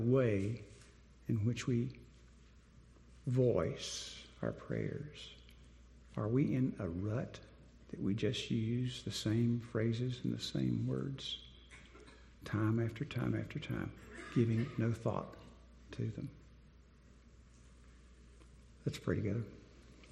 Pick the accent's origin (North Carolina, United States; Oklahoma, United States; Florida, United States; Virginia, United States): North Carolina, United States; Winston-Salem; moved away as an adult; also born or lived in Dallas, Texas; now in Wake County, North Carolina, United States; I grew up in Winston-Salem, went to college there